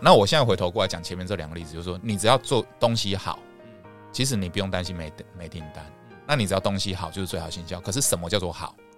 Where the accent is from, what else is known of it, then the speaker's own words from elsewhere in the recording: Taiwan; 我们台湾人